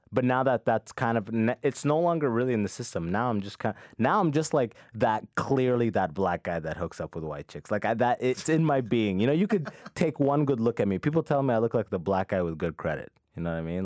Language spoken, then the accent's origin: English; London, Ontario, Canada; also born or lived in Sudan; I got raised with that mentality in London, Ontario